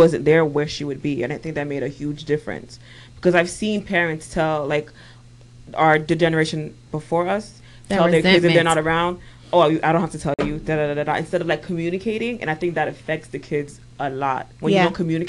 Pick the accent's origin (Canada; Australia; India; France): Canada; now in United States; I grew up in Canada